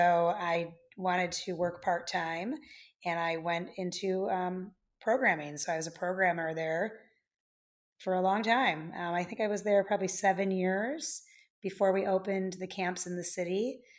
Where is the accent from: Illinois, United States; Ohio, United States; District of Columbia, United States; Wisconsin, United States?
Illinois, United States; Wheeling; also born or lived in Buffalo Grove; So starting at three, I grew up in Wheeling in Buffalo Grove.